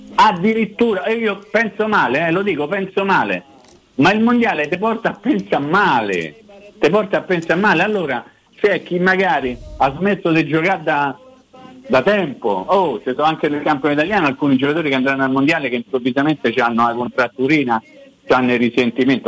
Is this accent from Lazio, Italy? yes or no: yes; Rome, Lazio, Italy; now in Recanati, Italy; come si dice a Roma, essendo io romano